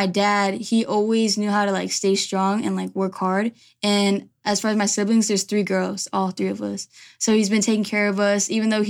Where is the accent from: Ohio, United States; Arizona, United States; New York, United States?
Arizona, United States; Ahwatukee; also born or lived in Chandler; So I was born here originally. I actually was born in Chandler, and then I ended up growing up in Ahwatukee. So ever since I was younger, I was an Arizona baby.